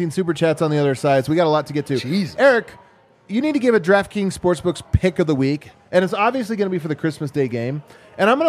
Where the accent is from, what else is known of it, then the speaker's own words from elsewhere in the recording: Arizona, United States; I am from Arizona, and I'm curious about your golf tur- tournament, sir.